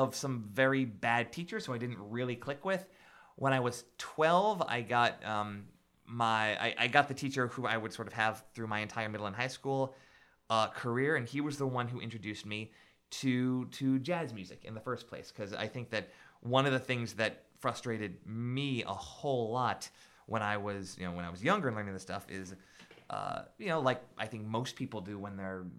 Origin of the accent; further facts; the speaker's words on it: Wayland, Massachusetts, United States; I grew up right in the neighborhood. I grew up out in Wayland